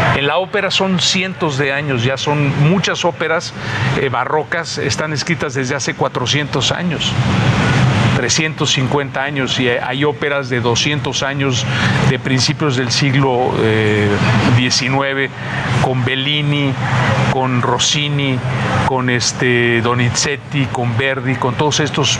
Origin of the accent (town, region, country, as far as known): Mexico